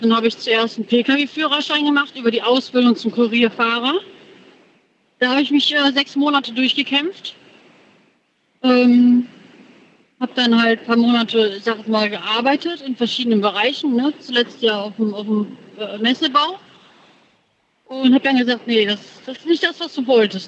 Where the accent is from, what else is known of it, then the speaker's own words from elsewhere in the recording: Moers, North Rhine-Westphalia, Germany; Ich komme aus Mörs, in der Nähe von Krefeld.